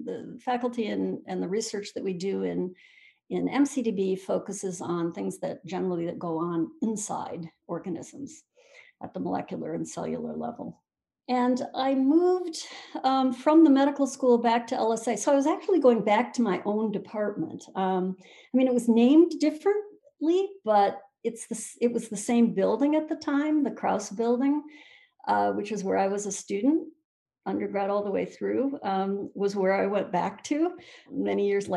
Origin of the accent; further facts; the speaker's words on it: Michigan, United States; I'm actually from Michigan, so my whole family is native Michiganders going back a couple of generations